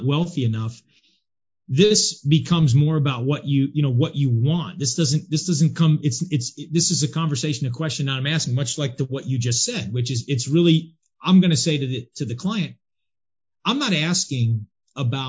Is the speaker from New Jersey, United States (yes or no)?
yes; New Jersey, United States; now in Jacksonville, United States; I've been in Jacksonville, Florida now 27 years, but I'm from New Jersey originally